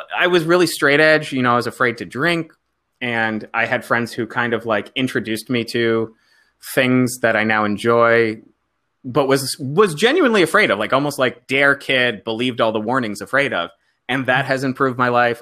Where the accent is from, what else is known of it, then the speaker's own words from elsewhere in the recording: South Florida, United States; moved away as an adult; also born or lived in New York; I didn't come from Chicago. I come from South Florida